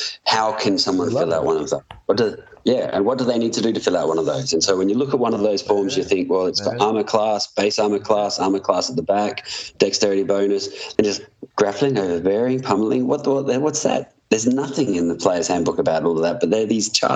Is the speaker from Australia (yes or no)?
yes; Adelaide, South Australia, Australia; moved away as an adult; I had access to a European passport or a British passport because I'm from Adelaide